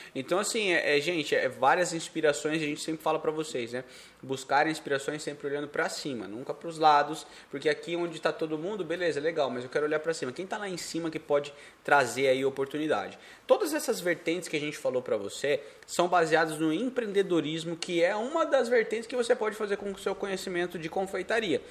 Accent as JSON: {"language": "Portuguese", "region": "Paraná", "country": "Brazil", "also_born_or_lived": "São Paulo (state)", "moved": "yes", "lives_now": "São Paulo state, Brazil", "said": "Eu aqui sou do Paraná, eu e do Paraná, moramos agora no estado de São Paulo."}